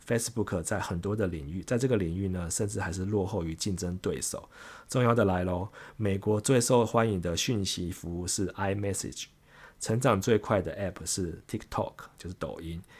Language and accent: Chinese; Taiwan; 我们台湾人